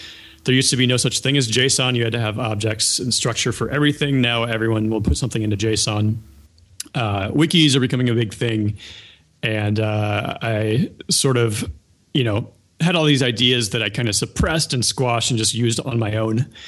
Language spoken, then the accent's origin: English; Ohio, United States; I grew up in Ohio